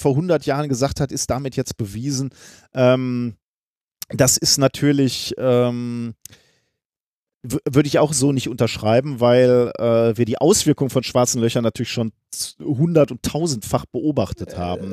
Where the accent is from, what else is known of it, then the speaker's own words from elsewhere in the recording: Germany; wir beide als Deutsche